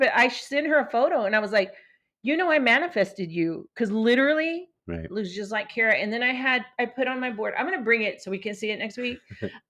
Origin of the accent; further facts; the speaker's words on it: West Texas, United States; I grew up in West Texas and, you know, there's just a Dairy Queen and, you know, I lived around all white people and I was always like, you know, this Mexican girl in the middle of everybody.